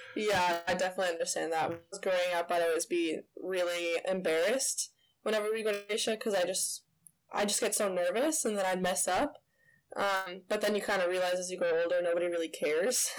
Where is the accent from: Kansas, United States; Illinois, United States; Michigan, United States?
Illinois, United States; also born or lived in California; I was born there in Illinois um, started swimming there as well